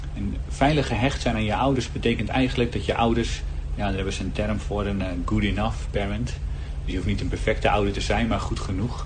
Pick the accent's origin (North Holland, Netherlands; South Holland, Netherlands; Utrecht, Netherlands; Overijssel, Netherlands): North Holland, Netherlands; Heerhugowaard; Ik ben 36 jaar uit Herugewaard.